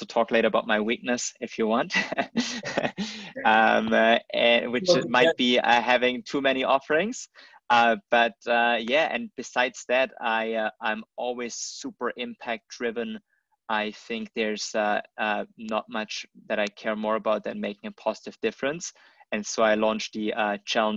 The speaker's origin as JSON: {"language": "English", "country": "Germany", "tie": "born or raised there", "also_born_or_lived": "United States", "moved": "as an adult", "lives_now": "China", "said": "I grew up in Germany, and from there I ventured to the States, and entrepreneurship brought me to China."}